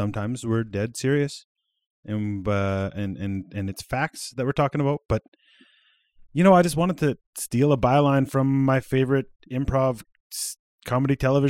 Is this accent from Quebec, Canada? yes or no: no; Regina, Saskatchewan, Canada; I'm from Regina.